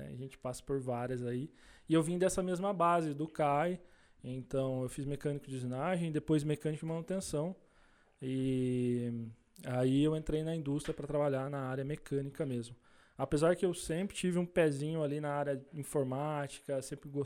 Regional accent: Salto, São Paulo, Brazil; Eu sou da cidade de Salto.

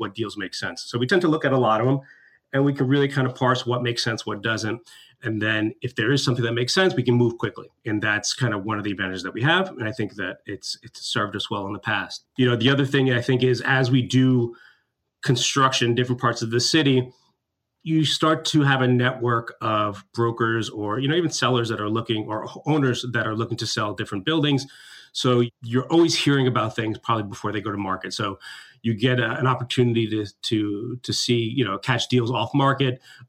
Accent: New York City, New York, United States; I grew up in New York

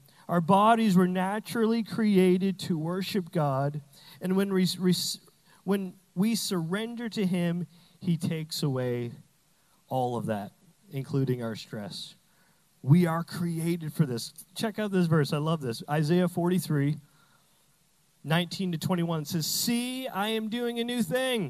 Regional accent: Canada; now in United States; I'm Canadian. I say flag weird.

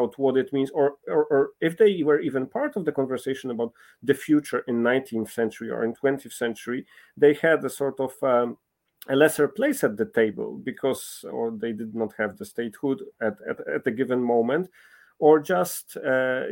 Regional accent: Poland; I'm coming from Poland, a country that has been for centuries, contested

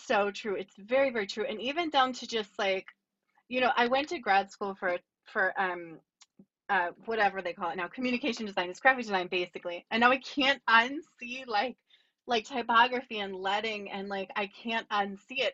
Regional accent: Lower Bucks County, Pennsylvania, United States; also born or lived in Baltimore / Berks County; I grew up in Lower Bucks County.

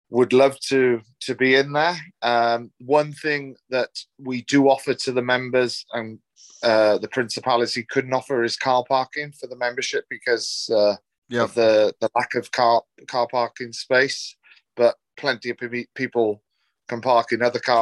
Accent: Newport, Wales, United Kingdom; moved away as an adult; also born or lived in Leeds / France / Llanelli; Phil took me from Newport, my hometown, up to Leeds

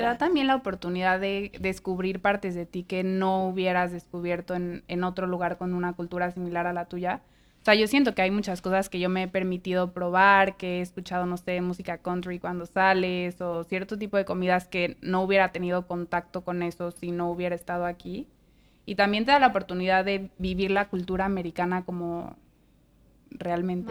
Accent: Mexico; now in United States; de México

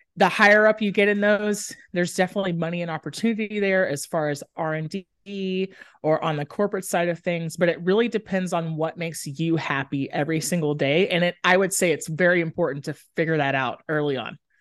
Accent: Dallas, Texas, United States; also born or lived in Austin, Texas; I grew up in Dallas, Texas.

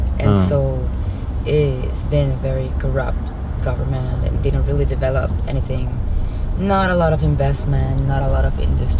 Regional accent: Venezuela; moved away as an adult; now in Miami, United States; I'm not from here, I'm from Venezuela.

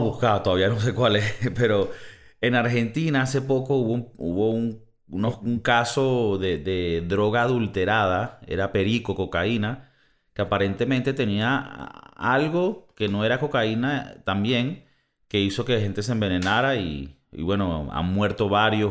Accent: Valencia, Carabobo, Venezuela; en Valencia, de donde yo soy

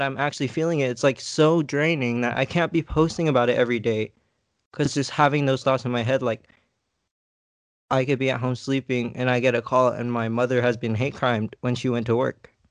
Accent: United States; I'm American. I'm from here. I was born here on American soil

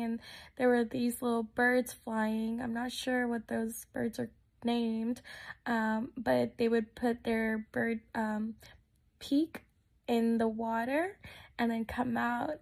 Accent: Texas, United States; moved away; I'm actually originally from Texas. I was raised there.

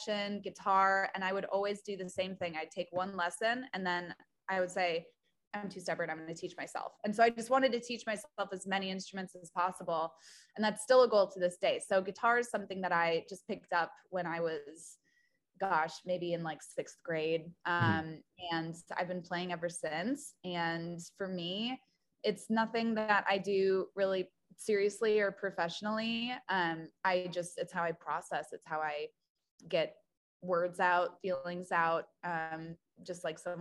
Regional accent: Petoskey, Michigan, United States; moved away as an adult; also born or lived in Wisconsin; now in Nashville, United States; I grew up in a really small town, and the town that I grew up in was Petoskey, Michigan.

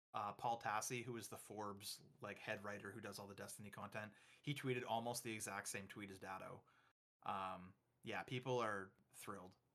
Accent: Canada; I'm Canadian

